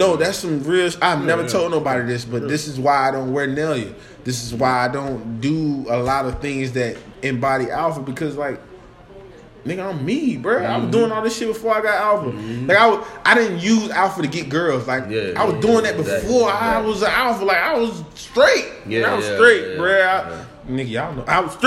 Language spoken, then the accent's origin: English; Raleigh, North Carolina, United States; I'm from Oak City, North Carolina